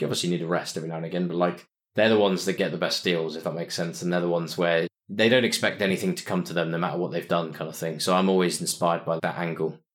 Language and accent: English; Winchester, South East England, United Kingdom; moved away as an adult; also born or lived in Cardiff; now in London, United Kingdom; I grew up in a place called Winchester, like I said, which is a, about an hour away from London